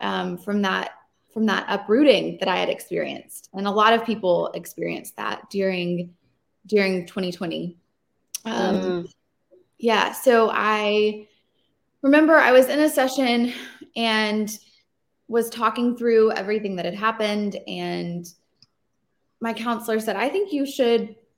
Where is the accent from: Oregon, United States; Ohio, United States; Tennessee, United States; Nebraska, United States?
Tennessee, United States; Nashville; moved away as an adult; also born or lived in New York City; now in Nashville, United States; I was born and raised in Nashville